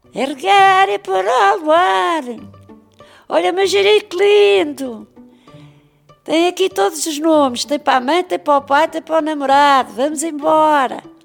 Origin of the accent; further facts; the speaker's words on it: Lisbon, Portugal; Eu nasci na Travessa de Vintes, é aí que eu nasci. Saí de lá com seis anos. Vim para a Calçada dos Cavaleiros abaixo, até que morei ali muitos anos na Calçada dos Cavaleiros